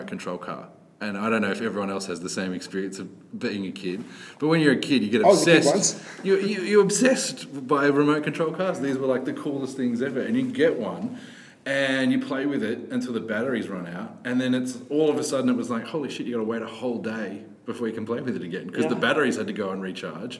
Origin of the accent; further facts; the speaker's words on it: Australia; we're Australian